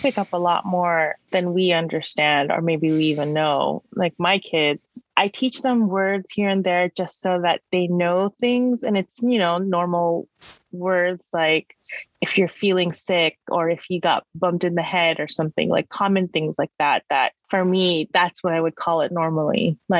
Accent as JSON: {"language": "English", "region": "California", "country": "United States", "tie": "born or raised there", "also_born_or_lived": "Philippines", "first_language": "Tagalog", "said": "I was born in the Philippines. I came here in California when I was 5. I think I knew a lot more back then than I do now. Tagalog was my first language, but then when I came over to California"}